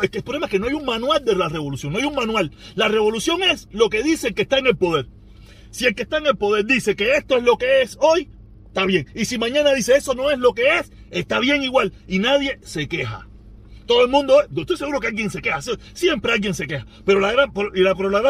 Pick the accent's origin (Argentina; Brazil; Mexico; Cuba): Cuba; Pinar del Río; sabes que se lo he dicho, yo soy pinareño, yo reacciono tres, cuatro días después.